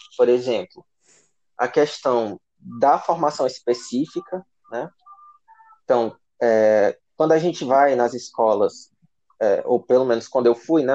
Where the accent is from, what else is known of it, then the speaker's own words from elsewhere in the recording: Guaraciaba do Norte, Ceará, Brazil; da cidade de Guaraciaba do Norte, né, minha cidade natal, a cidade que eu vivi maior parte da minha vida